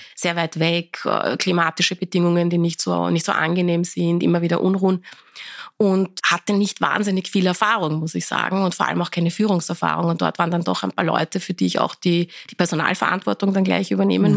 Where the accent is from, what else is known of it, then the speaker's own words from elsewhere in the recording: Vienna, Austria; also born or lived in Iran; Ich habe auch meine Schulzeit dann, äh, wir waren dann die Volksschule, habe ich dann schon in Wien besucht